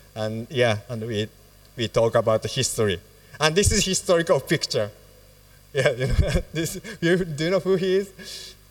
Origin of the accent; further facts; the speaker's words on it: Fukuoka, Japan; our church in Fukuoka, it's my hometown